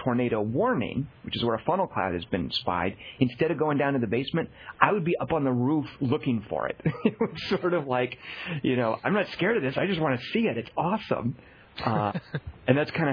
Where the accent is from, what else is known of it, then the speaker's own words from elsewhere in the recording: Arkansas, United States; I grew up in Arkansas